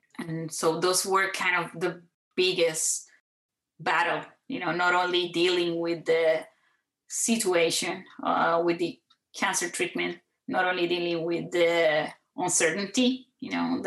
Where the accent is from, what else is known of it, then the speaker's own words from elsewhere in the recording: Puerto Rico; moved away as an adult; now in San Antonio, United States; I grew up in Puerto Rico